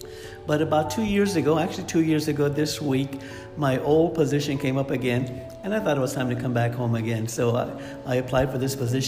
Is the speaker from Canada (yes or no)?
no; Visalia, California, United States; moved away as an adult; also born or lived in Los Angeles; Yes, born and raised in Visalia, did Green Acres, Redwood, and all of the above. And then my wife and I moved to Los Angeles and began a banking career.